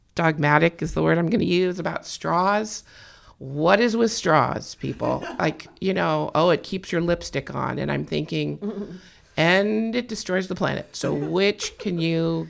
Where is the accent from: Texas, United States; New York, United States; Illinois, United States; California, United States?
California, United States; I was born and raised in California.